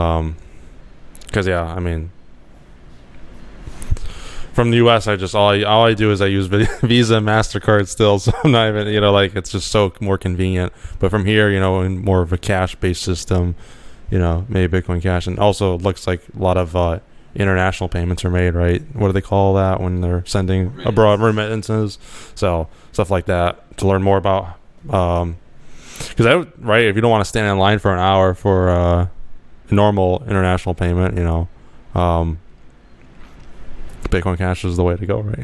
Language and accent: English; United States; I'm American